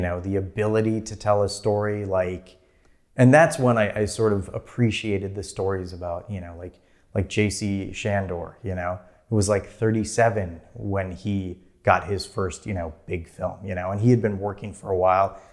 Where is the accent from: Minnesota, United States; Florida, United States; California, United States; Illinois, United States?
Minnesota, United States; moved away; I'm from there, I'm from Minnesota. I will move back there